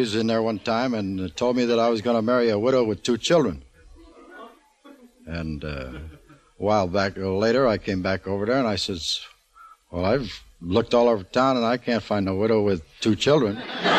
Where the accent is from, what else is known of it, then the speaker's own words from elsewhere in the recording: Philadelphia, Pennsylvania, United States; moved away as an adult; Philadelphia, Pennsylvania.